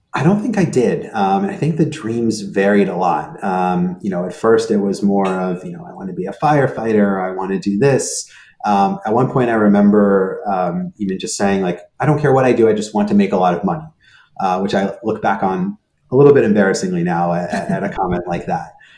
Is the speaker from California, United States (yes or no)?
yes; California, United States; first language Hebrew; English is a second language; also born or lived in Israel / New York; now in Boston, United States; I was born in Israel. Um, and then at the age of three, um, my parents um, and I at that point uh, moved to the US. And the reason we moved, we moved out to California